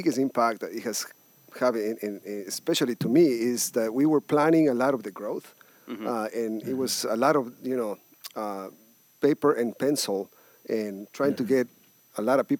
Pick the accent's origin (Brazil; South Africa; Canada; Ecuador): Ecuador; now in United States; I'm from everywhere because I was born in Ecuador